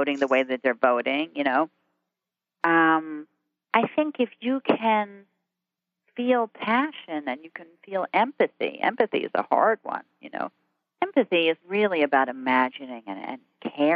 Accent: Jersey Shore, New Jersey, United States; I grew up on the Jersey Shore

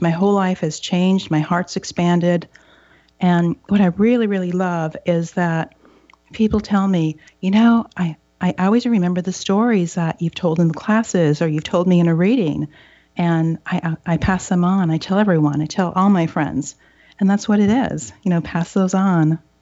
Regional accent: Upper Michigan, United States; now in Seattle, United States; I grew up in Upper Michigan, three hours from Thunder Bay, Canada, and we were in the woods

